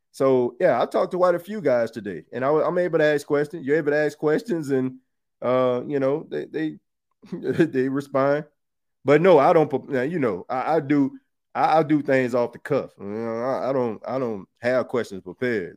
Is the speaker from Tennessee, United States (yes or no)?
no; New Orleans, Louisiana, United States; I'm from New Orleans